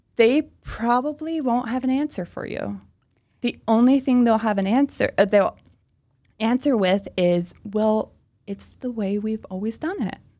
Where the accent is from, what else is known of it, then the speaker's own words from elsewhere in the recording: Oxford, Pennsylvania, United States; first language Pennsylvania Dutch; English is a second language; moved away as an adult; now in Philadelphia, United States; I am from a small town called Oxford, P A, which is in Chester County, Pennsylvania.